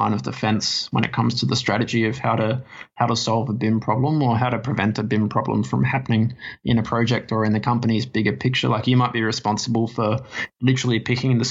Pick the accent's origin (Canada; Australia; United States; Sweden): Australia; Adelaide, South Australia; moved away as an adult; now in Sydney, Australia; I obviously moved from my hometown of Adelaide to Sydney about 4 or 5 years ago.